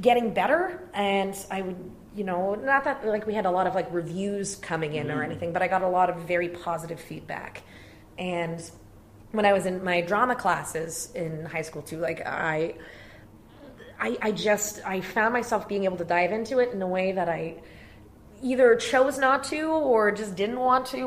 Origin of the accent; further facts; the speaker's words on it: Brantford, Ontario, Canada; I grew up in Brantford, Ontario.